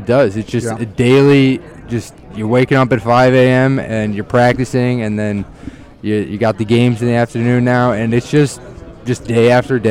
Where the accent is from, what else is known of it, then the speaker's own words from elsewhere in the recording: North Royalton, Ohio, United States; I'm from North Royalton, Ohio, so I would ride my bike down the street there